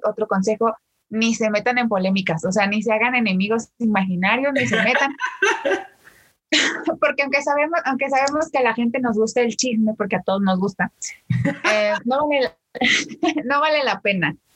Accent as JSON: {"language": "Spanish", "region": "State of Mexico", "country": "Mexico", "said": "soy originaria de México, del Estado de México"}